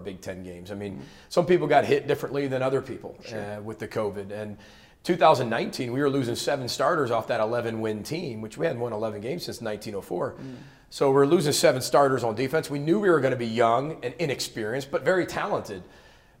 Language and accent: English; Chicago, Illinois, United States; I'm from Chicago